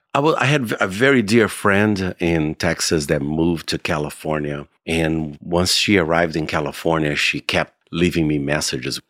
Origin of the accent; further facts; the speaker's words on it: Goiânia, Goiás, Brazil; moved away as an adult; I grew up in Brazil. I lived in Brazil until I was 25